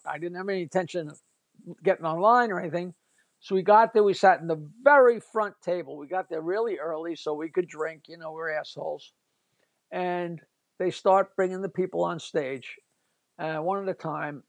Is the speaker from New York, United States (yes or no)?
yes; East Norwich, New York, United States; I grew up in East Norwich in this little town